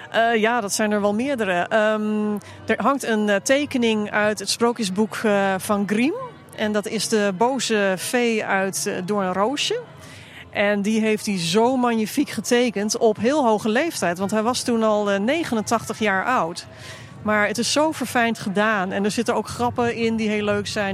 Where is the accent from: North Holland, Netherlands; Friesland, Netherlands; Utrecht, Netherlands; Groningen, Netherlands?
North Holland, Netherlands; Haarlem; ik ben geboren in Haarlem op de grens met Overveen.